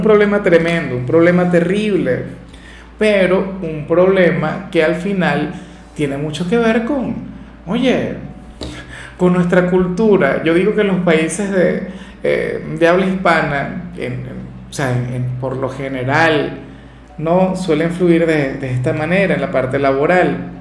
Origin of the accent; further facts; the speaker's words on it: Venezuela; En mi país, en Venezuela